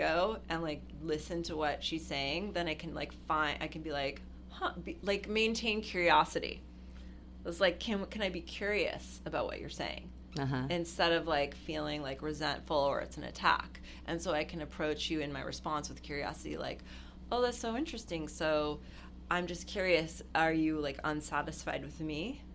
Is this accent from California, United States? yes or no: yes; Los Angeles, California, United States; growing up in Hollywood